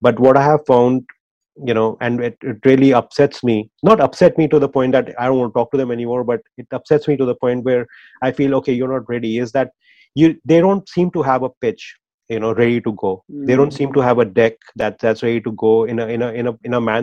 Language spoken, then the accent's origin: English; India; moved away; our experience growing up in India